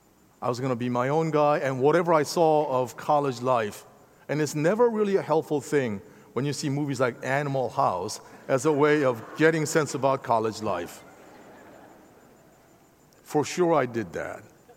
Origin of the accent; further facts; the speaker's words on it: Philadelphia, Pennsylvania, United States; Trust me, I'm from Philadelphia. I know what it means to lose.